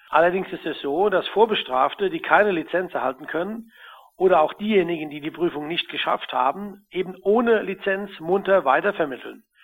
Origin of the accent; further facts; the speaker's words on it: Kaiserslautern, Rhineland-Palatinate, Germany; Im Übrigen stamme ich aus Kaiserslautern